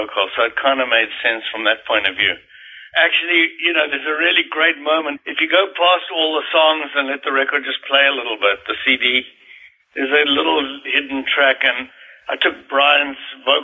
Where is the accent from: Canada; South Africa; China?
South Africa; moved away; I was growing up in South Africa